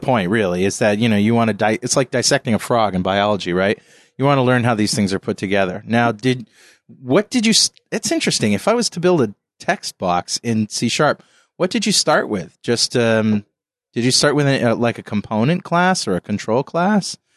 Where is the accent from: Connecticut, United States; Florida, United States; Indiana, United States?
Connecticut, United States; New London; I'm from New London